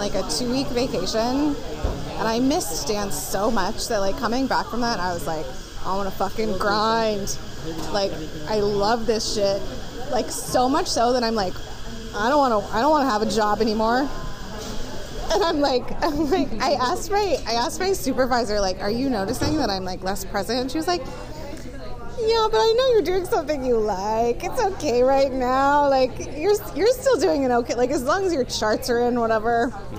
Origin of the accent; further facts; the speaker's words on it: San Francisco, California, United States; now in Seattle, United States; No, so I grew up in San Francisco. I lived in San Francisco for a very long time.